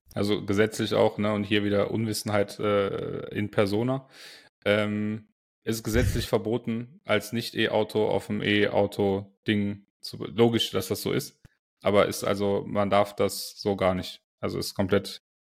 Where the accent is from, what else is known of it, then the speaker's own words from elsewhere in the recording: Aachen, North Rhine-Westphalia, Germany; ich als Aachener, Uraachener